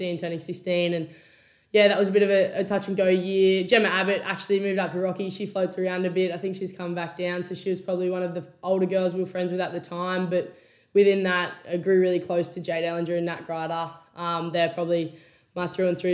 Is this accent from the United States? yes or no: no; Townsville, Queensland, Australia; moved away as an adult; also born or lived in Mount Isa, Queensland; now in Gold Coast, Australia; I was born originally in Mount Isa, which is like middle of nowhere, Queensland. At about 4 or 5 years old, moved to Townsville. And then, grew up there from 5 till I moved here to the Gold Coast in 2019